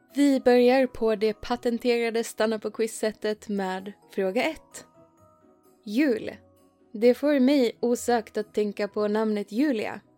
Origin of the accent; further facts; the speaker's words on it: Sweden; i Skåne och Blekinge där jag kommer ifrån